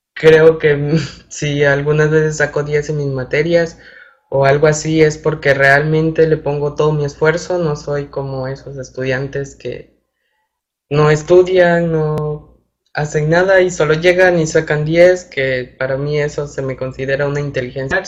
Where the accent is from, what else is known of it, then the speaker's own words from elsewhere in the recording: Ejido La Piña, Centla municipality, near Huatusco, Veracruz, Mexico; moved away as an adult; now in Veracruz, Mexico; soy originario de una pequeña localidad que se llama Ejido La Piña, en el municipio de Centla. Es vecino, municipio vecino de Huatusco.